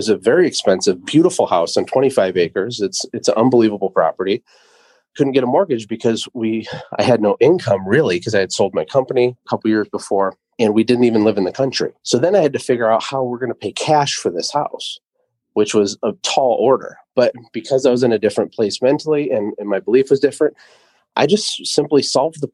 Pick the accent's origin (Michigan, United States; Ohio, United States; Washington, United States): Michigan, United States; also born or lived in Costa Rica; I'm from Michigan